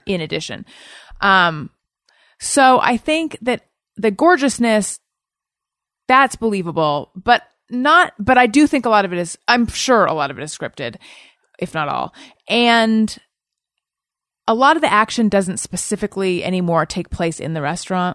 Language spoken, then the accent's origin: English; Orange County, California, United States; moved away as an adult; also born or lived in Claremont / New York City; now in Los Angeles, United States; I'm from Orange County.